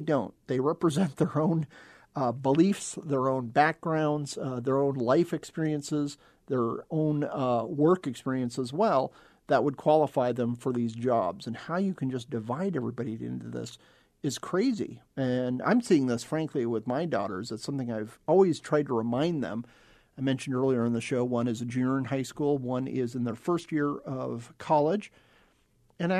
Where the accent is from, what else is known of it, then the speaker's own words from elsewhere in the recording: United States; We're American.